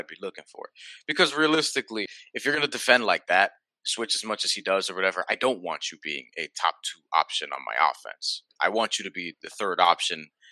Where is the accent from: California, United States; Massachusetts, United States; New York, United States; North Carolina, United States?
New York, United States; New York City; As a New Yorker